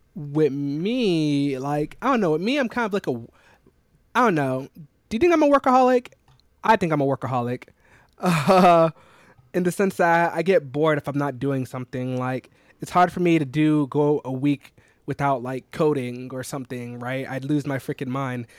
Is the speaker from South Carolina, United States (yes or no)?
yes; South Carolina, United States; moved away as an adult; now in New York City, United States; I'm from South Carolina